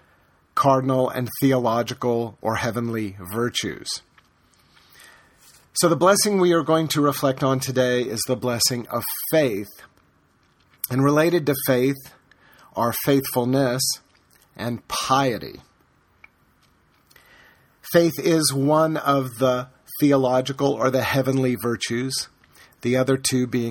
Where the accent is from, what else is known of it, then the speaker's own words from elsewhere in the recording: the American South, United States; I grew up in the American South